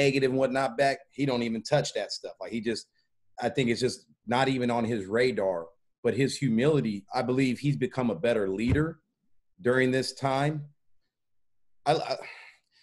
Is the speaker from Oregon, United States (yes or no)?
yes; Portland, Oregon, United States; I'm from Portland, Oregon